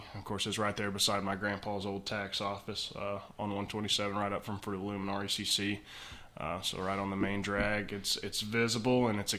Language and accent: English; Jamestown, Kentucky, United States; also born or lived in Lexington, Kentucky; So I grew up down there in Jamestown and live on the same property that I grew up on.